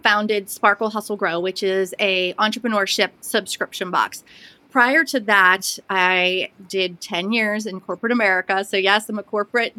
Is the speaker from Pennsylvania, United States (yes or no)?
yes; Pittsburgh, Pennsylvania, United States; also born or lived in Blue Ridge Mountains, Western North Carolina; now in Western North Carolina, United States; I'm originally from the Pittsburgh area, but live in the Blue Ridge Mountains of Western North Carolina.